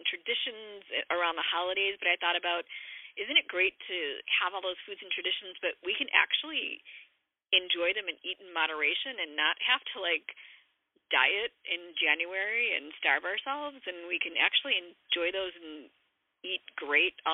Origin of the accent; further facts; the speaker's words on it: Chicago, Illinois, United States; I'm from Chicago